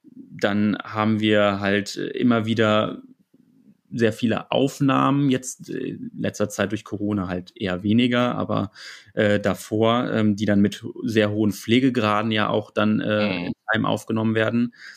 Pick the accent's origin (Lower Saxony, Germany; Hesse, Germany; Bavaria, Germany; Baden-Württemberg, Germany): Lower Saxony, Germany; Hanover; komme aus Hannover